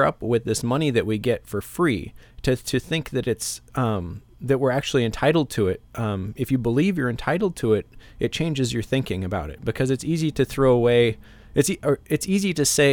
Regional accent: Alaska, United States; I grew up here in Alaska, and it's always just been a part of my life since I was very young

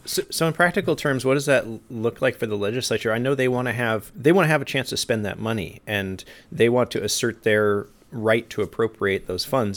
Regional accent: Juneau, Alaska, United States; I grew up in Juneau

